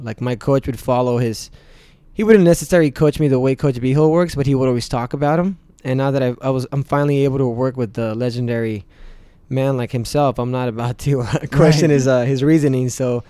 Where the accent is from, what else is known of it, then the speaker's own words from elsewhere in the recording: Mexico; now in United States; representing my country, the U.S., and I wouldn't drop that Mexican flag on the floor because it is my home country